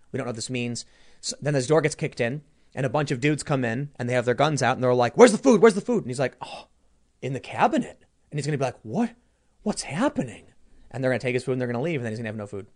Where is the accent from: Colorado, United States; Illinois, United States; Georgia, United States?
Illinois, United States; Chicago; I was growing up in Chicago, we knew all the neighbors